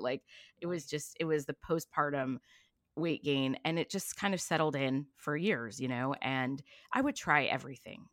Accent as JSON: {"language": "English", "town": "Long Beach", "region": "California", "country": "United States", "tie": "born or raised there", "also_born_or_lived": "East Coast / New York", "said": "I grew up in Long Beach, California"}